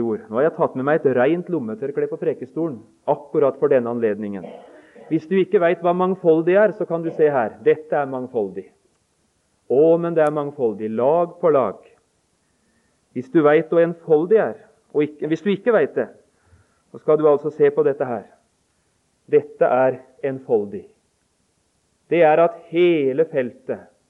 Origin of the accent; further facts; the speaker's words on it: Notodden, Vestfold og Telemark, Norway; vi hjemme på Notodden